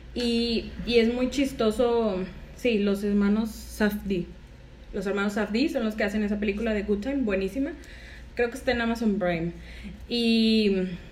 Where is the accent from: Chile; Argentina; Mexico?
Mexico; Monterrey, Nuevo León; los que somos de acá de Monterrey